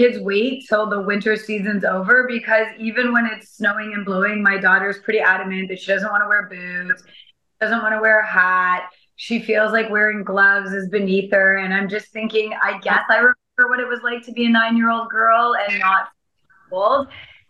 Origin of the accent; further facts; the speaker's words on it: Mexico; English is a second language; but I'm from Mexico. So in Mexico, sadly, we have, well, it's not sadly, but fortunate at the same time, we have the same weather the whole year.